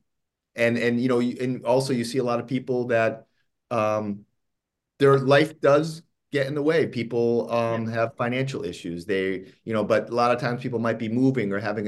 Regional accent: East Coast, Northeast, United States; moved away as an adult; now in Los Angeles, United States; I grew up on the East Coast, and I now live in Los Angeles.

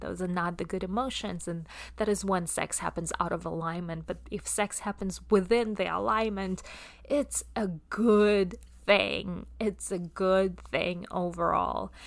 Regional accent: Russia; accent: Russian; English is a second language; my Russian accent comes through

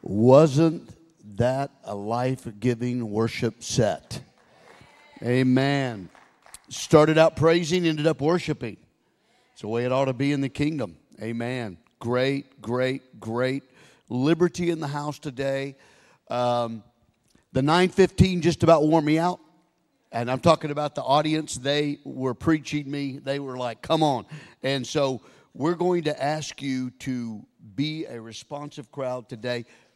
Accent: Oklahoma, United States; also born or lived in Texas; I grew up in Texas, born in Texas, raised in Oklahoma

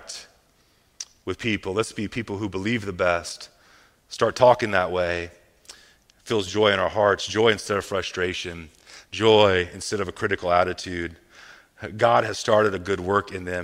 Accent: Midwest, United States; I'm from the Midwest

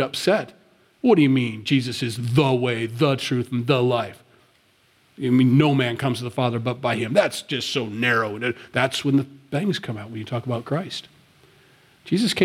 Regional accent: Sioux City, Iowa, United States; moved away; I grew up in Sioux City, Iowa. That's where I'm from

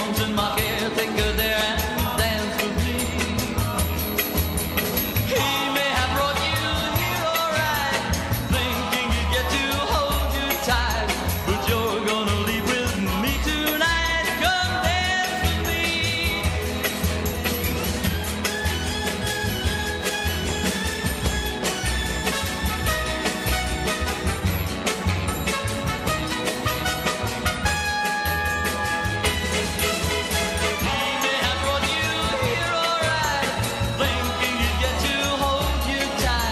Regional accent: Bridgeport, Connecticut, United States; moved away; From my hometown, Bridgeport, Connecticut, many, many years ago. I lived there.

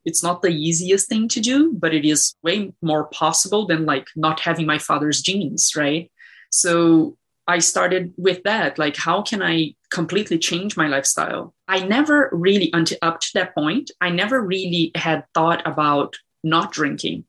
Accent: Brazil; moved away; I grew up in Brazil and it was uh, difficult

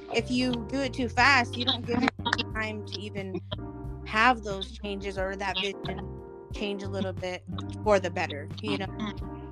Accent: Wyoming, United States; moved away; I'm from Wyoming originally

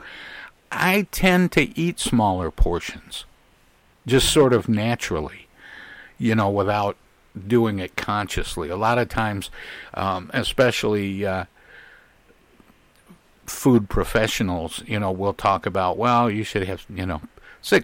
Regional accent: Midwest, United States; I'm born and raised in the Midwest

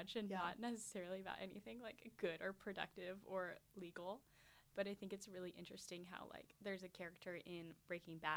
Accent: Nashville, Tennessee, United States; moved away as an adult; now in St Andrews, United Kingdom; I'm from Nashville

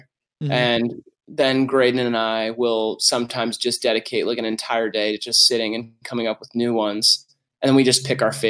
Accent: Toledo, Ohio, United States; moved away as an adult; now in Detroit, United States; I grew up in Toledo, Ohio. So that's like an hour from Detroit. So it was kind of always the closest big city.

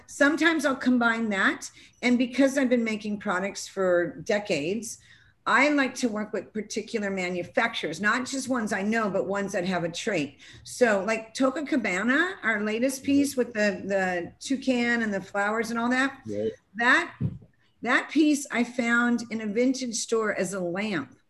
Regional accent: California, United States; now in South Carolina, United States; I'm coming from California. It's more progressive than where I happen to live right now in South Carolina

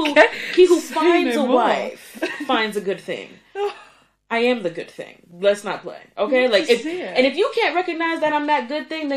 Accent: New York, United States; Listen, I'm from New York.

